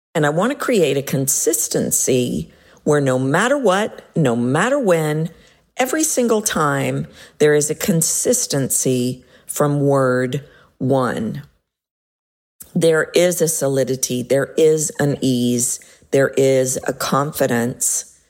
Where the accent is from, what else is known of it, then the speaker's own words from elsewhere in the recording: United States; as an American